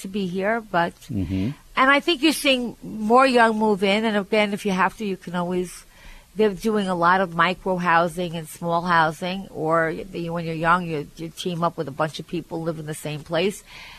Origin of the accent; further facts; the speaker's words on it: Syosset, New York, United States; I'm from Syosset